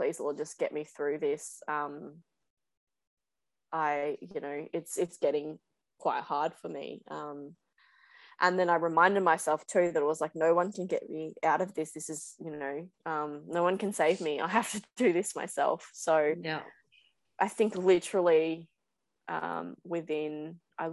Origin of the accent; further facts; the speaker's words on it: Gold Coast, Queensland, Australia; I grew up on the Gold Coast, so surfing since I was like 5 or 6